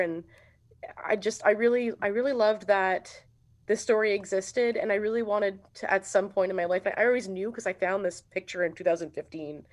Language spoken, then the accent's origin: English; Sudbury, Ontario, Canada; moved away; growing up here was cool.